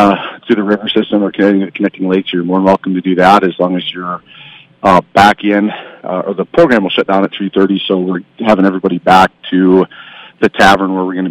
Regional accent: Iowa, United States; moved away as an adult; now in Bemidji, United States; I'm from Iowa

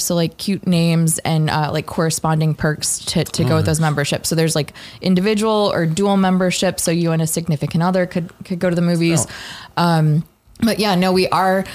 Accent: Indianapolis, Indiana, United States; Born and raised in Indianapolis

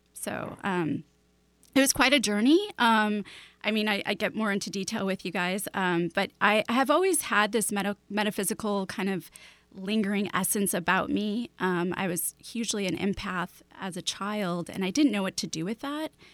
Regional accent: Chicago, Illinois, United States; now in Seattle, United States; I grew up in Chicago, then moved to Seattle

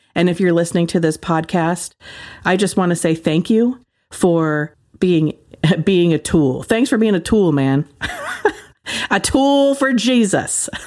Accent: Ashland, United States; my hometown is, like, super liberal.

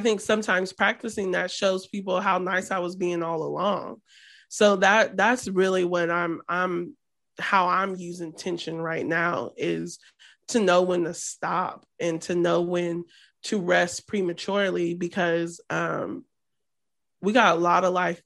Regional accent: Midwest, United States; we're from the Midwest

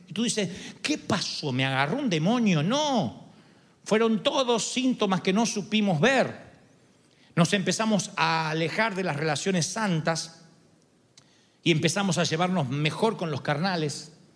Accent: Argentina; soy argentino

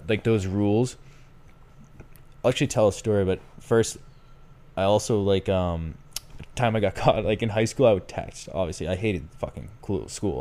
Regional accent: Boston, Massachusetts, United States; I'm from Boston, I say Aunt

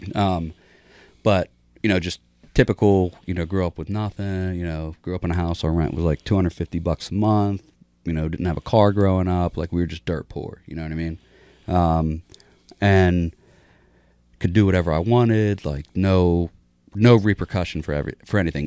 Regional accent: Pittsburgh, Pennsylvania, United States; also born or lived in Philadelphia; I was born in Philadelphia, just outside of Philadelphia, moved to Pittsburgh, just outside of Pittsburgh in the country when I was, like, six. And then from six to fourteen, you know, I lived with my parents.

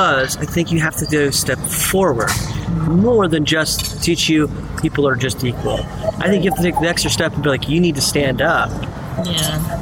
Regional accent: Utah, United States; I grew up in Utah where there wasn't much diversity

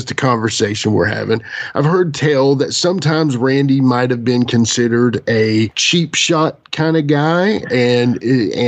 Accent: Lebanon, Virginia, United States; my brother and my hometown of Lebanon, Virginia

